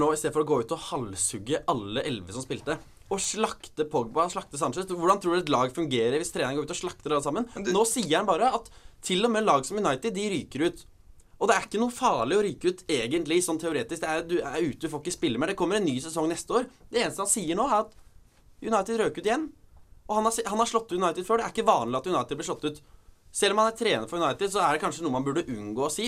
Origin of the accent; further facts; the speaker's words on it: Norway; Vi er jo nordmenn